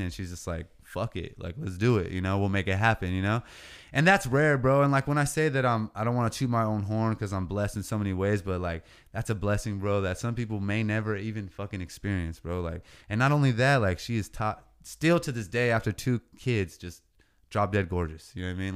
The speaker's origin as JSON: {"language": "English", "town": "Oceano", "region": "California", "country": "United States", "tie": "born or raised there", "said": "this is what raised me. These streets, eight oh five, Oceano"}